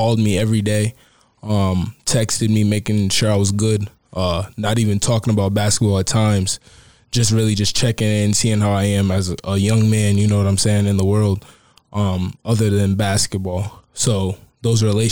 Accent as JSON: {"language": "English", "town": "Trumbull", "region": "Connecticut", "country": "United States", "also_born_or_lived": "Bridgeport, Connecticut", "moved": "as an adult", "lives_now": "Hickory, United States", "said": "I'm from Trumbull, Connecticut"}